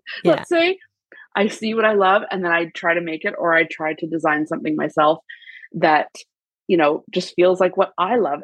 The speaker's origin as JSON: {"language": "English", "country": "Canada", "said": "as a Canadian girl"}